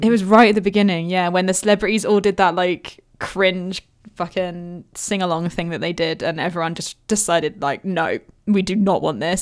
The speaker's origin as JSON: {"language": "English", "country": "United Kingdom", "said": "we're British"}